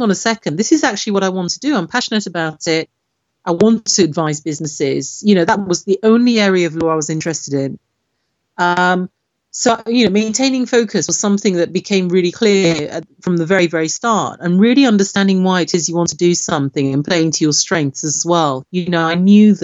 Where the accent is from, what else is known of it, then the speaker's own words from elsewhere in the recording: Nigeria; now in United Kingdom; I'm originally from Nigeria